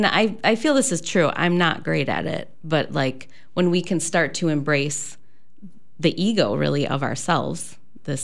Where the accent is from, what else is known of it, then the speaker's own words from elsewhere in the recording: Midwest, United States; I'm from the Midwest, actually grew up Catholic